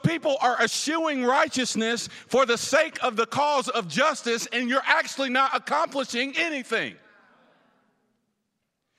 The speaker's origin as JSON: {"language": "English", "region": "the South", "country": "United States", "lives_now": "Ferguson, United States", "said": "I'm from the South, where we're wild, loud, and crazy"}